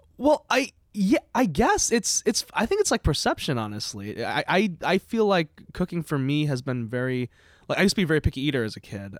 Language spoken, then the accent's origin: English; Palatine, Illinois, United States; now in Burlington, United States; I'm from Illinois originally, Palatine, Illinois